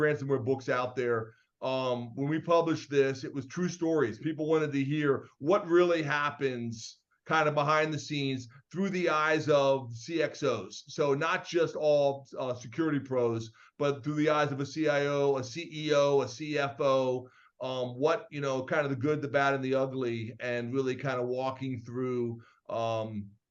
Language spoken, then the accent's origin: English; Maryland, United States; accent: Atlantic; moved away as an adult; also born or lived in England / Valparaiso, Indiana; now in Michigan, United States; Born and raised in Maryland